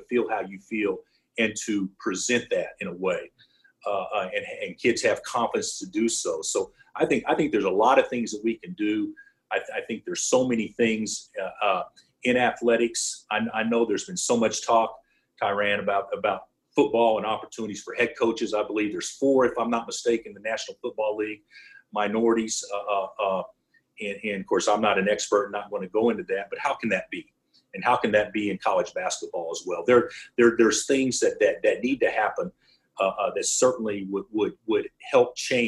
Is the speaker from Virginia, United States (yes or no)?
no; Oklahoma, United States; now in Kansas, United States; I grew up in Oklahoma.